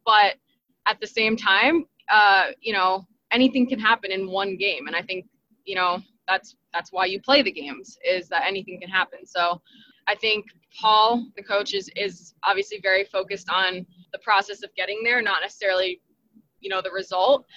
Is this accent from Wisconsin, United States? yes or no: no; New Jersey, United States; moved away as an adult; now in North Carolina, United States; I'm from Jersey